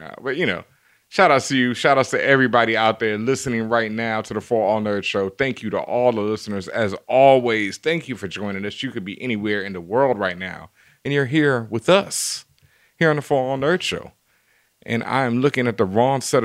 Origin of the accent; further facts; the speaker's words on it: Houston, Texas, United States; I'm from Houston.